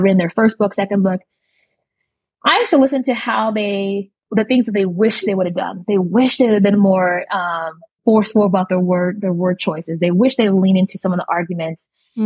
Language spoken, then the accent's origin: English; Nigeria; I'm Nigerian